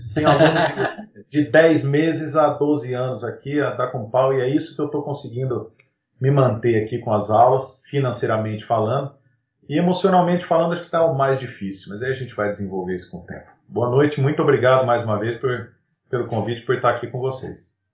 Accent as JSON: {"language": "Portuguese", "town": "São José do Rio Preto", "region": "São Paulo", "country": "Brazil"}